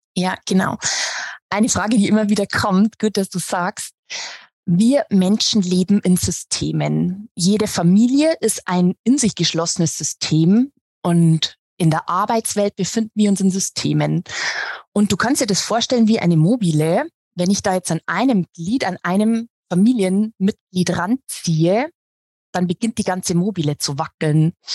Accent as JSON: {"language": "German", "town": "Regensburg", "region": "Bavaria", "country": "Germany", "said": "ich bin aus Regensburg, aus Bayern"}